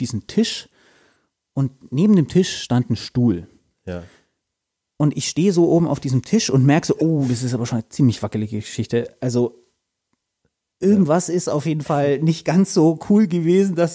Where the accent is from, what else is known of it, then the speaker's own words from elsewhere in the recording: Bavaria, Germany; Ich komme aus Landkreis Fürth, vielleicht. Sprich, äh, die Michaeliskerber hat bei mir auch lange Tradition.